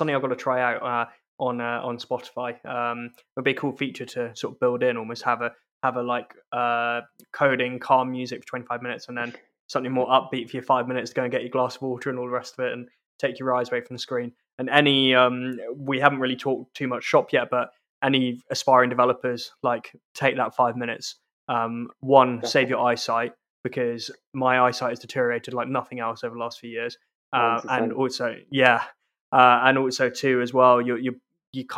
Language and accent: English; South East England, United Kingdom; also born or lived in London; now in Scotland; despite being Scottish, and you can tell from my accent, I grew up in the southeast of England